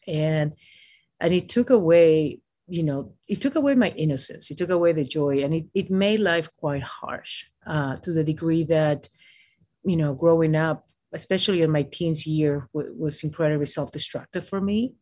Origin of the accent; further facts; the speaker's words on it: Lima, Peru; now in United States; I was born in Lima, Peru